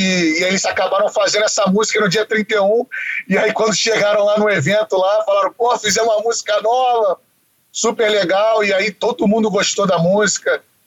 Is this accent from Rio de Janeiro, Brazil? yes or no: yes; Rio de Janeiro, Brazil; moved away as an adult; now in United States; eu nasci no Rio, né? Que eles se mudaram pro Rio